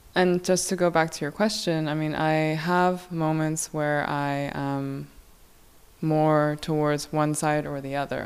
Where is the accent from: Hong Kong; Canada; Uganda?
Hong Kong; also born or lived in South Korea; I am originally from South Korea. I grew up in Hong Kong